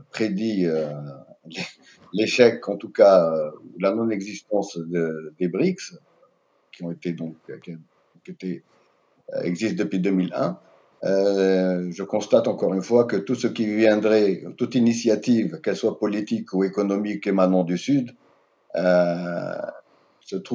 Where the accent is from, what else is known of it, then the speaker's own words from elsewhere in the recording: Algeria; en tant qu'Algérien, je peux tout de suite vous dire que mon pays est très jaloux de sa souveraineté politique, économique, géostratégique.